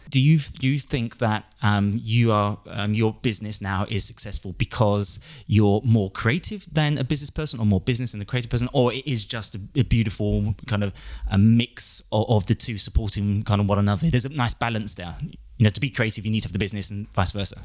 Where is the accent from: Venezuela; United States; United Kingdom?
United Kingdom; London; moved away; We're in the Big Smoke, my hometown.